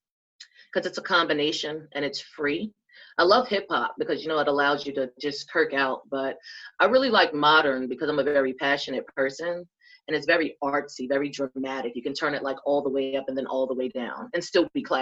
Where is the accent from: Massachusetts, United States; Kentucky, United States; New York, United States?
New York, United States; New York City; now in North Carolina, United States; I came to North Carolina from New York. I'm from Jamaica, Queens